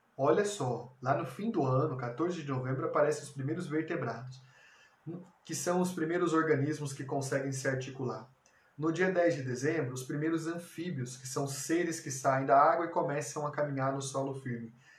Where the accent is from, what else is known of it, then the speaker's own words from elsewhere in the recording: Brazil; Como brasileiros, nós temos 500 anos de sociedade